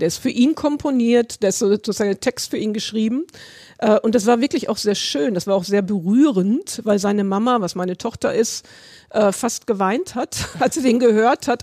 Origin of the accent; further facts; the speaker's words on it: Berlin, Germany; ich komme ja aus Berlin